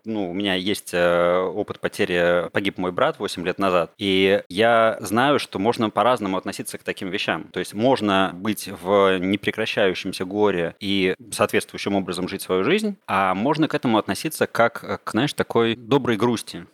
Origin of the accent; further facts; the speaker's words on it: Saint Petersburg, Russia; moved away as an adult; now in Bali, Indonesia; Я вообще из Питера, как и ты